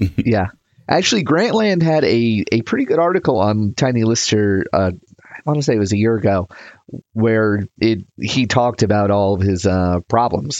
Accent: United States; I'm from America.

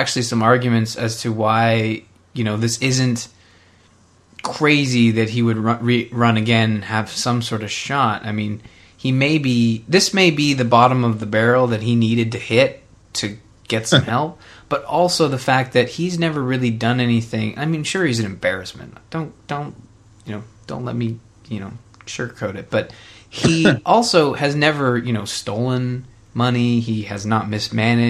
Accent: Canada; as a Canadian

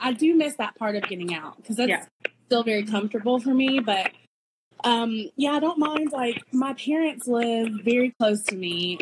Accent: East Tennessee, United States; I'm from East Tennessee.

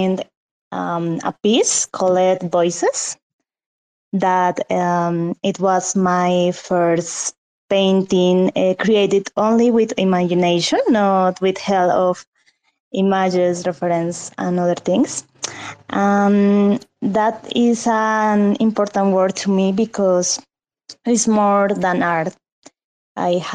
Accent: Colombia; English is a second language; I am from Colombia

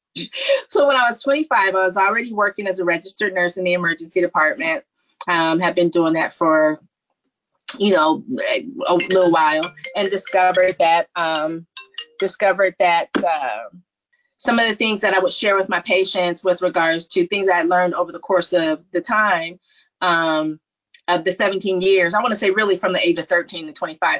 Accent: Stanford, California, United States; being born, raised in the Silicon Valley, born in Stanford

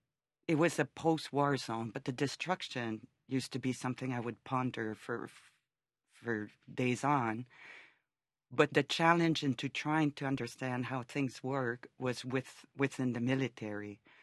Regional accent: Canada; And being Canadian, I never understood how people could go those extremes.

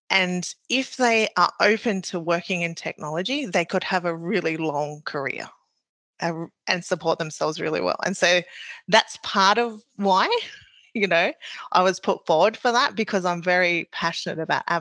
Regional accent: New Zealand; now in Australia; so I am Maori, so I came from New Zealand to Australia.

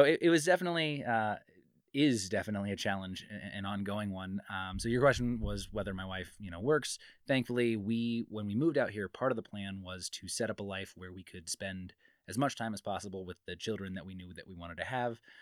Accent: Midwest, United States; moved away as an adult; now in Reno, United States; I'm from the Midwest, but we moved here not too long ago

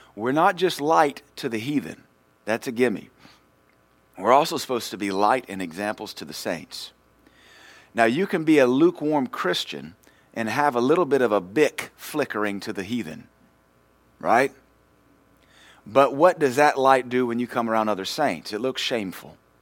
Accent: Louisiana, United States; moved away; we're from Louisiana

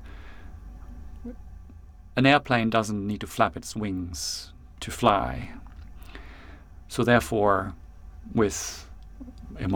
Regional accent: New Zealand; It's one of those things you do as a Kiwi.

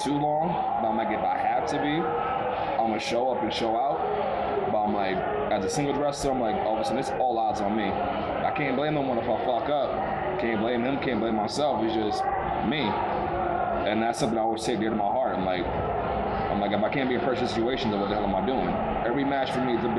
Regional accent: New York City, New York, United States; I am from Brooklyn.

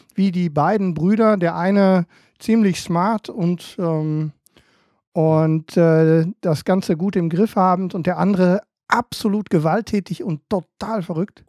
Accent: Emden, Lower Saxony, Germany; ich als, ähm, als Emder

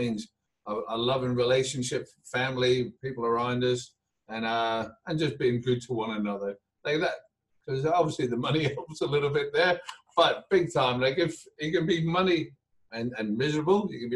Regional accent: Belfast, Northern Ireland, United Kingdom; now in Adelaide, Australia; Belfast born, and came out here

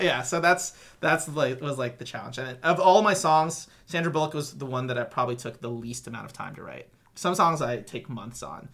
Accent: Southern California, United States; also born or lived in Gilbert, Arizona; from 10 to 18, and then I left for high school, I lived in Southern California

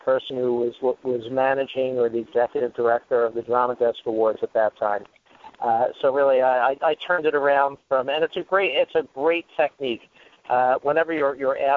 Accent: New York City, New York, United States; growing up in New York City versus a Brooklynite and then suburban New York

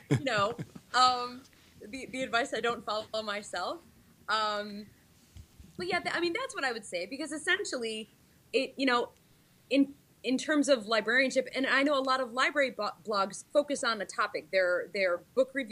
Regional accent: Syracuse, New York, United States; also born or lived in Pennsylvania; now in Watertown, United States; I'm from Syracuse. So when I was growing up, I understood that my region was central New York

